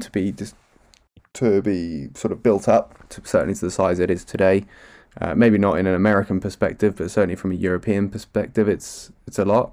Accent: United Kingdom; as a Brit.

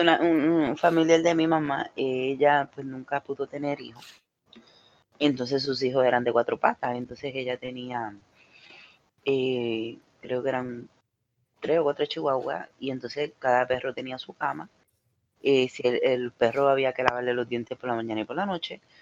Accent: Mayagüez, Puerto Rico; moved away; cuando yo, era más pequeña en mi país, eh, siempre pues pasábamos por, por una luz en, un sitio específico en Mayagüez

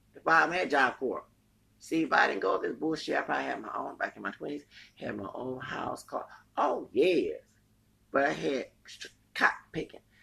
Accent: Houston, Texas, United States; I'm from Texas, the plantation states

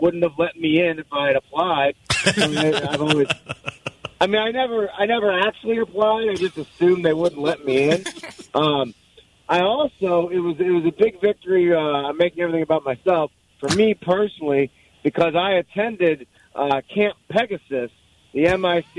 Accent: St. Louis, Missouri, United States; also born or lived in Denver; I'm from St. Louis, of course, Clayton High School, class of 98.

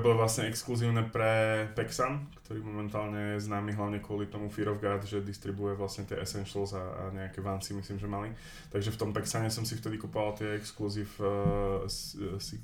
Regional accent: Ružomberok, Žilina Region, Slovakia; moved away as an adult; now in Prague, Czech Republic; Som eh, vlastne z Ružomberka pôvodne a väčšiu časť života, teda samozrejme som strávil tam

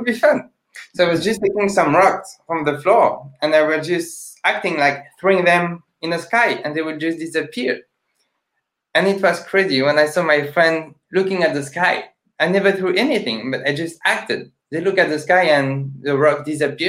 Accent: France; English is a second language; I'm a magician from France

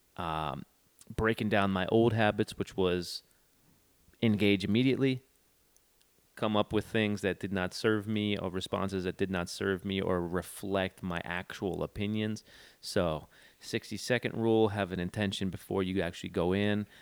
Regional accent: East Coast, United States; moved away; I'm from the East Coast

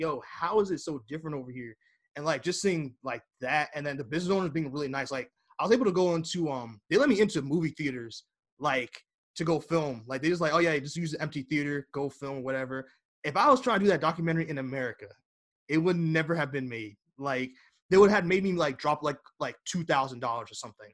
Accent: United States; I'm American

